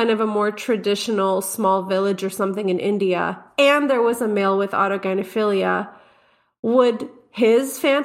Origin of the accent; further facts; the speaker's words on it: Montreal, Quebec, Canada; my family is from Egypt, but I was born and raised in the West, born in Montreal